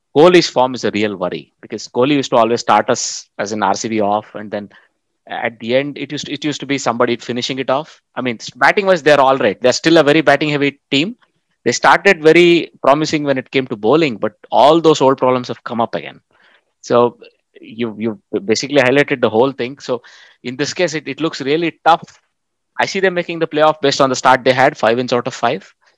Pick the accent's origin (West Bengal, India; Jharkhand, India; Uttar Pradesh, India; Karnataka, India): Karnataka, India; Bangalore; i come from Bangalore